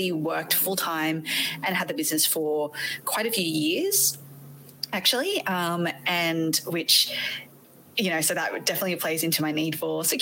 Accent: Australia; accent: Australian; also born or lived in Malaysia; now in United States; You might be able to tell from my accent that I'm not from the States. I am actually Aussie

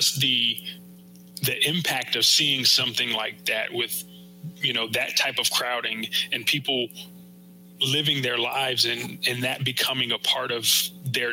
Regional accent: Northeast, United States; I'm from the Northeast. We call it soda.

